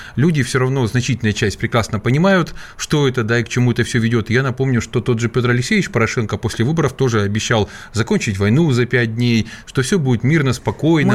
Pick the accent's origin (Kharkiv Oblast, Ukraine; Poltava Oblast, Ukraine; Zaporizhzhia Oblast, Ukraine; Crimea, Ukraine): Zaporizhzhia Oblast, Ukraine; Zaporizhzhia; в моем родном Запорожье, откуда я родом, это моя малая, малая родина непосредственно